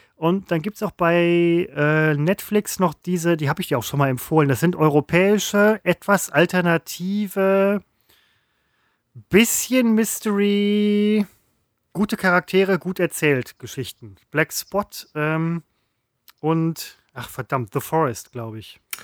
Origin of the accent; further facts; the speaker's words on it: West Germany, Germany; also born or lived in Falkensee, Brandenburg; Ja, ich bin ein Wessi